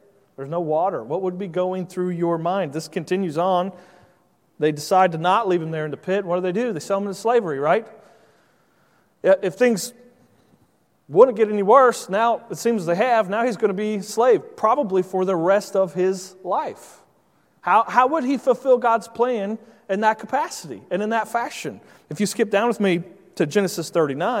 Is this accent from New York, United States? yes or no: no; Indiana, United States; moved away as an adult; now in Virginia, United States; I grew up in Indiana, so I'm not accustomed to being around large bodies of water like you are here on the East Coast. But since living in Virginia the last 6 years